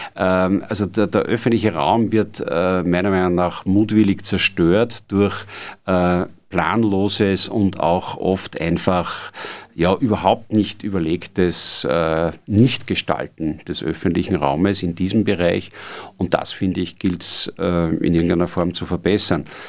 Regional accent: Austria; bei uns in Österreich

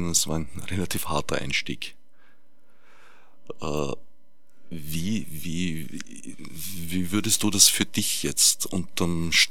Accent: Vienna, Austria; ich bin am Stadtrand von Wien aufgewachsen

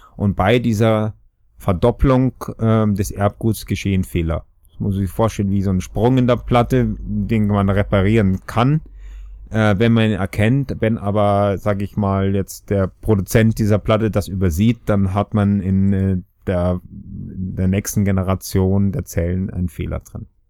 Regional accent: Austria; moved away as an adult; also born or lived in Regensburg, Germany / Göttingen, Germany; obwohl es mich hört, bin ich auch Österreicher

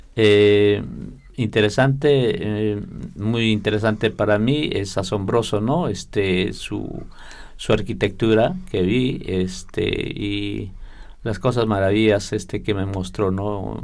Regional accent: Peru; desde Perú eh, los textiles de, de mi cultura

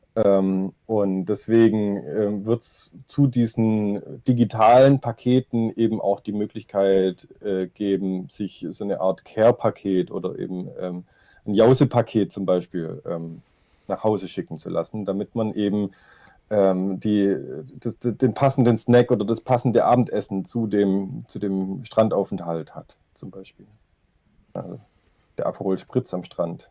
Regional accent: Stuttgart, Baden-Württemberg, Germany; also born or lived in Nürtingen; ich komme aus Stuttgart, ähm, lebe und arbeite hier

